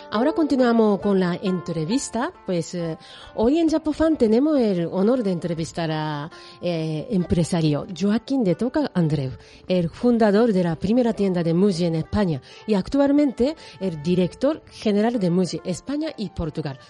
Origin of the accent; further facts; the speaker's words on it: Japan; moved away; yo soy de Japón